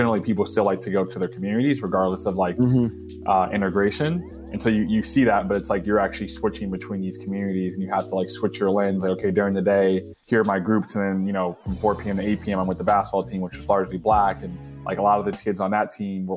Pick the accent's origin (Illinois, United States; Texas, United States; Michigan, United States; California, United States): Michigan, United States; Detroit; I was born in Detroit, where my mom's from.